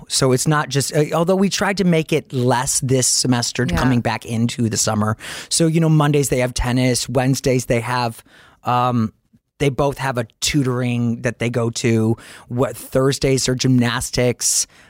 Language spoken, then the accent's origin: English; Detroit, Michigan, United States; now in New York, United States; I grew up in Detroit